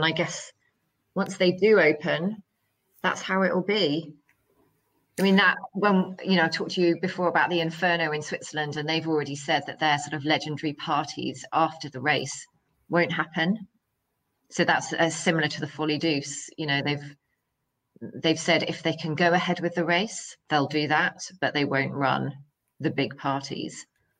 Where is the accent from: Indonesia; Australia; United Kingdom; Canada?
United Kingdom; as a British holidaymaker, for example, going to a resort